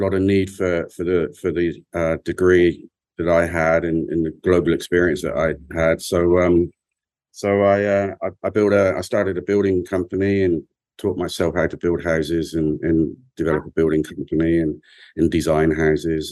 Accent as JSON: {"language": "English", "region": "England", "country": "United Kingdom", "said": "as an Englishman, an English young man, a boy"}